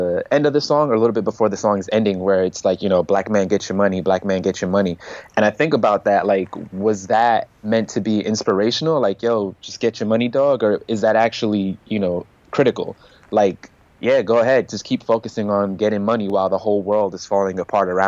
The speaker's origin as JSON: {"language": "English", "country": "United States", "said": "we as American citizens"}